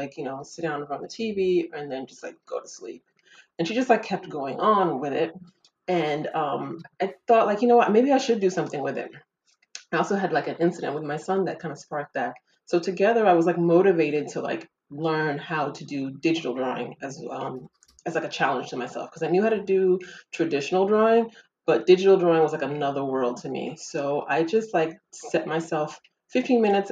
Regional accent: United States; moved away as an adult; also born or lived in Ghana; now in France; I lived in, you know, in America pretty much my whole life. Grew up there since like the age of five, because I'm originally from Ghana.

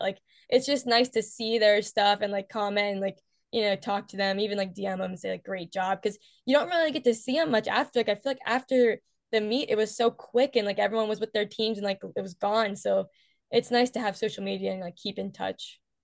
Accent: West Virginia, United States; I'm from West Virginia

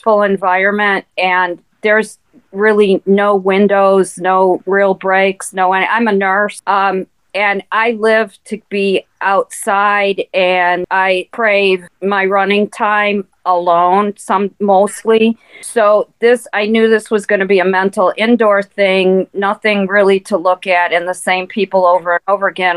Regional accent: Detroit, Michigan, United States; I grew up in Detroit. And we grew up in a very blue-collar neighborhood

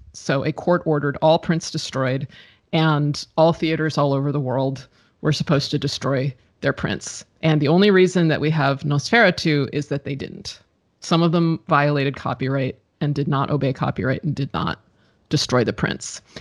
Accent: United States; I'm American

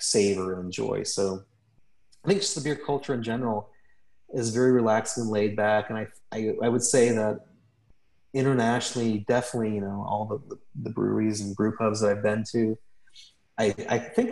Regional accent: Atlanta, Georgia, United States; I was from Atlanta

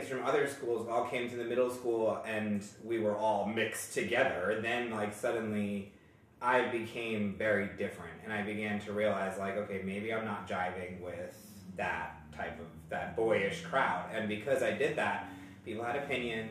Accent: New York, United States; now in Greenwood, United States; I'm from New York, and I was raised in such a beautiful household

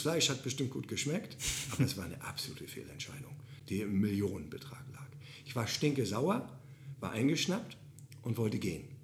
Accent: Bad Oldesloe, Schleswig-Holstein, Germany; ich komme aus Oldesloe

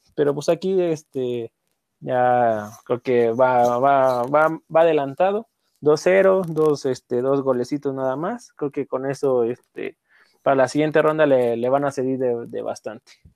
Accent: Mexico; como mexicanos

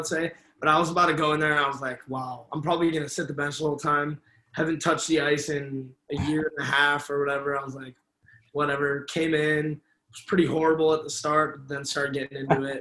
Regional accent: Chicago area, Illinois, United States; I'm from the Chicago area, like 45 minutes away from the city

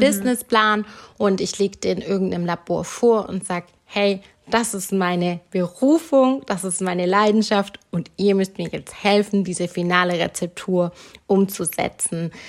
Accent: Germany; ich bin in Deutschland geboren und sozialisiert worden

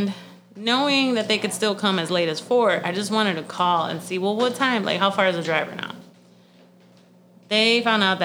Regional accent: Florida, United States; I'm from Florida

